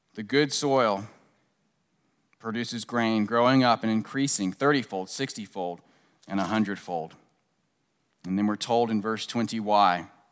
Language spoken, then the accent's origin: English; Washington, District of Columbia, United States; moved away; I grew up right outside of Washington, uh, D C in the suburbs.